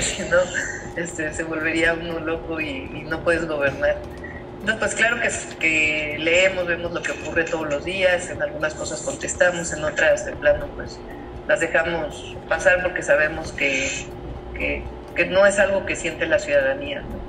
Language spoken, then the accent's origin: Spanish; Mexico City, Mexico; yo nací en la Ciudad de México